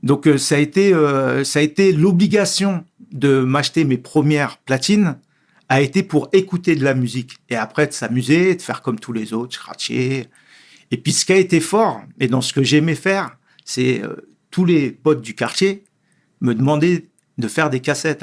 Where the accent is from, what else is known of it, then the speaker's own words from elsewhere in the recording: Sarcelles, Île-de-France, France; je suis né à Sarcelles. Euh, le quartier, euh, le quartier où je suis né aussi a été très important